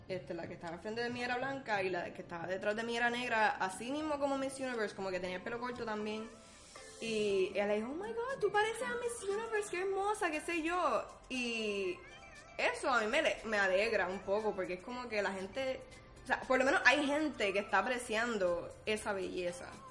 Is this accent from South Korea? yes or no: no; Puerto Rico; somos puertorriqueños